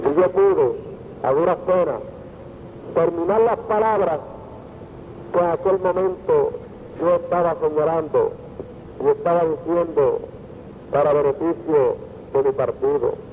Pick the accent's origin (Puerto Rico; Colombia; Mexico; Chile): Puerto Rico; born or raised there